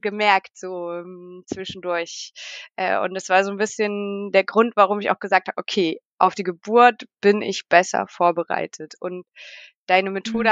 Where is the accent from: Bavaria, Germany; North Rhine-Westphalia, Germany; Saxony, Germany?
Saxony, Germany; Leipzig; first language German; moved away as an adult; now in Valais, Switzerland; ich komme aus Leipzig und lebe äh, jetzt in der Schweiz, in der französischen Schweiz im schönen Wallis.